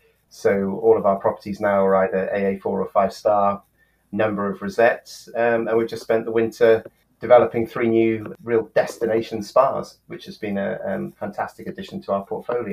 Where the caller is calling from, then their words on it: Scotland, United Kingdom; Just up in sunny Scotland, where all of our hotels are.